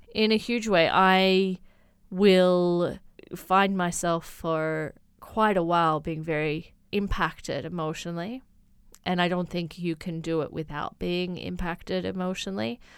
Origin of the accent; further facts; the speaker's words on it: Blue Mountains, New South Wales, Australia; moved away as an adult; now in China; I come from the Blue Mountains in Australia